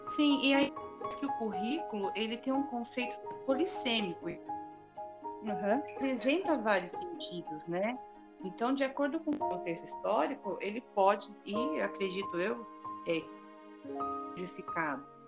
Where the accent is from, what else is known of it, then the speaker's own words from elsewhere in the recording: Santo Antônio de Posse, São Paulo, Brazil; sou de Santo Antônio de Posse